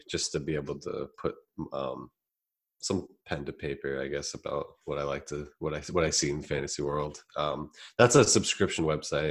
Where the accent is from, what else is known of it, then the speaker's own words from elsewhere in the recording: Massachusetts, United States; I'm from Massachusetts